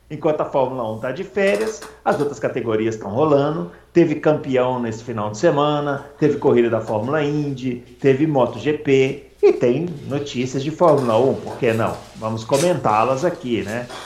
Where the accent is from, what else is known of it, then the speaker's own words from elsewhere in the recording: Rio Grande do Sul, Brazil; Eu nasci no Rio Grande do Sul, embora é, seja mineiro de coração.